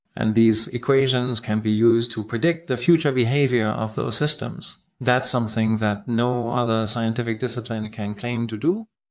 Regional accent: Austria; I'm from Austria

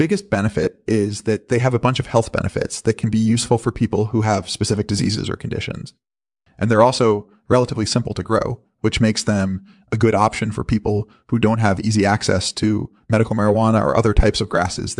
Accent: the South, United States; Well, I'm originally from the South, and I've been living in the Northeast for the last few years.

